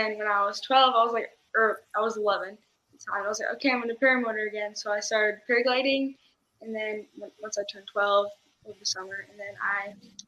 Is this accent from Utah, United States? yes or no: yes; South Jordan, Utah, United States; South Jordan. So it's close.